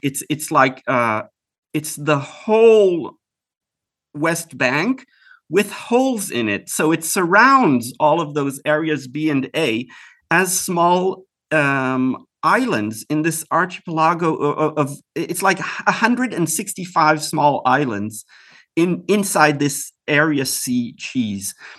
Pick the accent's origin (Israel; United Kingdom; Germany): Israel; also born or lived in Houston, Texas, United States; I grew up in Israel